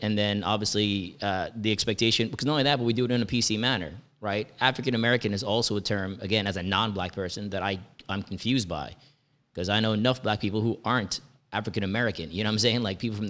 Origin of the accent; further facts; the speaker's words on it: India; now in United States; I'm Indian, but I don't look the part.